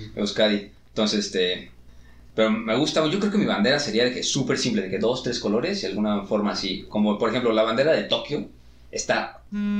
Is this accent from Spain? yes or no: no; Mexico; aquí en México